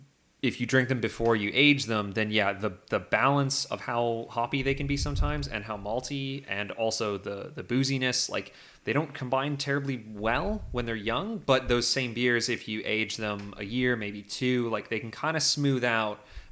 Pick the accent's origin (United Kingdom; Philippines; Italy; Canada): United Kingdom; England; I am an English student and I study computer science